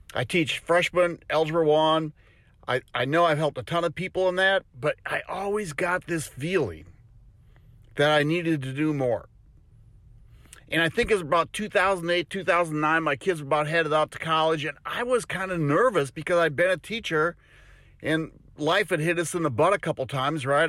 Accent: Wisconsin, United States; now in Tennessee, United States; I'm originally from Wisconsin

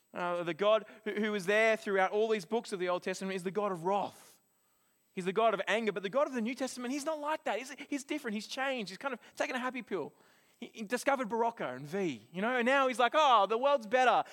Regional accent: Australia; now in New Zealand; as an Australian

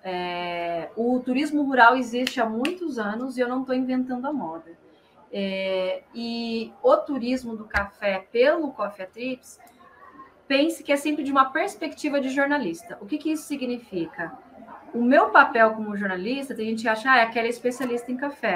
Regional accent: interior of São Paulo, Brazil; accent: caipira; moved away as an adult; now in São Paulo, Brazil; eu sou do interior de São Paulo, sou caipira com orgulho.

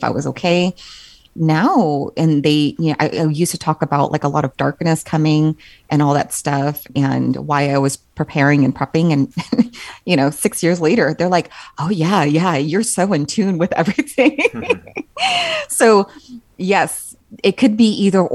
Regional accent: Southern California, United States; moved away; Growing up in Southern California, I mean, we were always forewarned about like earthquakes

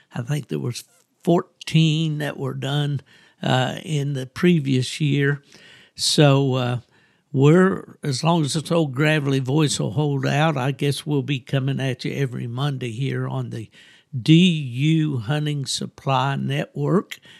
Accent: West Virginia, United States; moved away as an adult; also born or lived in Lakeland, Florida; from my hometown of West Virginia

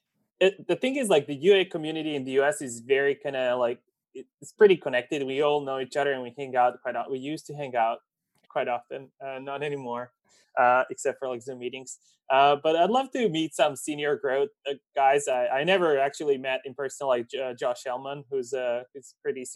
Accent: Serbia; they're very common in Serbia, where I'm

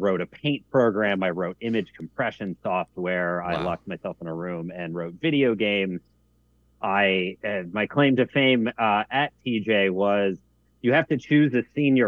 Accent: Alexandria, Virginia, United States; I grew up in the Washington, D.C. area. I was born in Alexandria

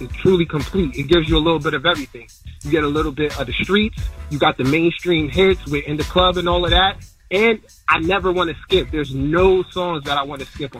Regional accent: New Jersey, United States; I'm Jersey

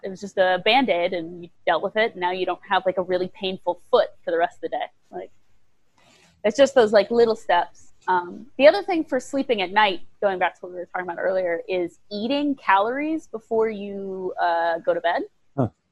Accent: Nebraska, United States; moved away as an adult; also born or lived in Bangkok, Thailand / Italy; I grew up in Nebraska

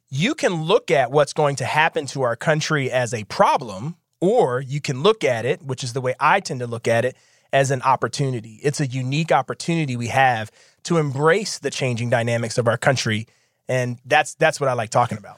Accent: Philadelphia, Pennsylvania, United States; growing up in Philadelphia

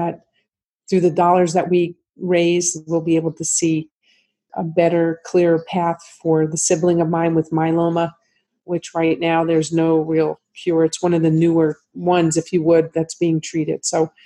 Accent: New Jersey, United States; moved away; growing up in New Jersey, where my whole family

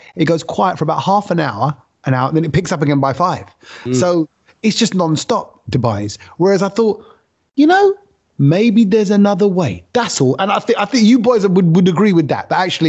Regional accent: London, United Kingdom; I come from East London.

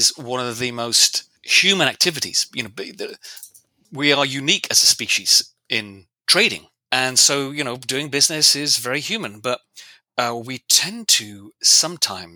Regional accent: England, United Kingdom; I'm English. I'm British.

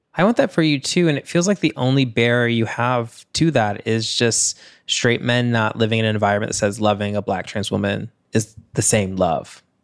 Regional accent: the South, United States; I'm also from the South

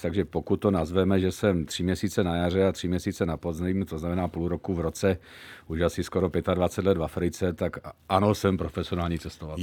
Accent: Zlín, Zlín Region, Czechia; já jsem švec, samozřejmě z Lín, takže jako máme tam baťu

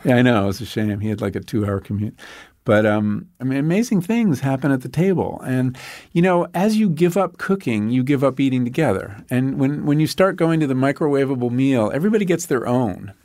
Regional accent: Long Island, New York, United States; When I grew up on Long Island

